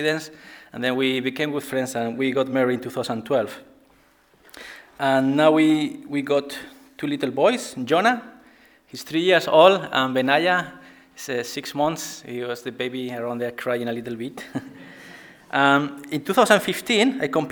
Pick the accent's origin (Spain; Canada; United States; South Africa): Spain; moved away as an adult; now in Bradford, United Kingdom; I'm originally from Spain. And I came to Bradford in 2009.